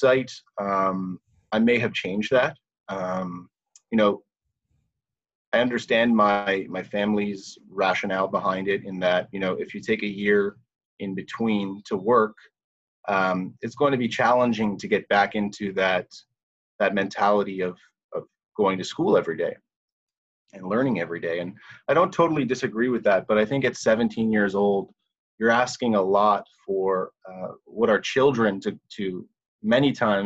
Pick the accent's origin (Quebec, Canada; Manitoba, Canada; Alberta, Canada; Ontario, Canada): Ontario, Canada; Toronto; I was born and raised in Toronto.